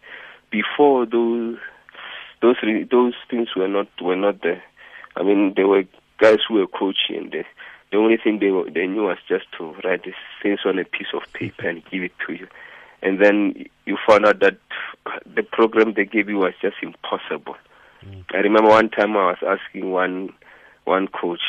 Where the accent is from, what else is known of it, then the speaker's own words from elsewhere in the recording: village near Polokwane, Limpopo, South Africa; moved away as an adult; also born or lived in Johannesburg, South Africa; I was born in the village just outside Pilisbeck, Ramalepo, outside Bolokwane, 1972. That is 47 years ago. Yeah, I went to school there, finished primary and high school there